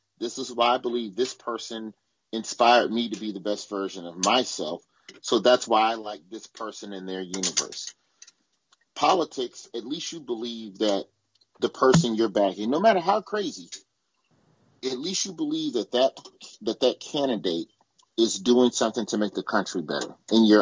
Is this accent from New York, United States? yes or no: no; Alabama, United States; born or raised there